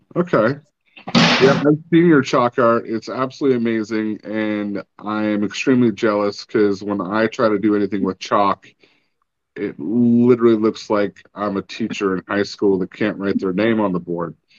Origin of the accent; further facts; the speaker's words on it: Oregon coast, United States; moved away; growing up on the Oregon coast